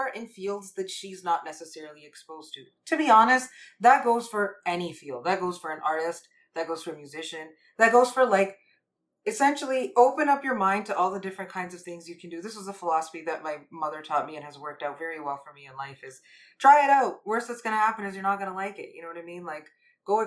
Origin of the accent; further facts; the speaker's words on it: Canada; I'm Canadian, but my parents are from India, and I grew up in a very sort of traditional household.